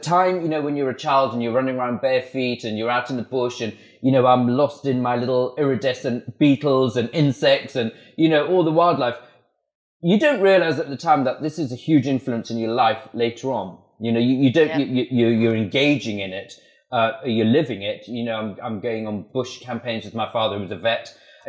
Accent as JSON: {"language": "English", "country": "Malawi", "tie": "born there", "also_born_or_lived": "Swaziland / Botswana", "said": "I was born in Malawi. I lived in Swaziland and Botswana."}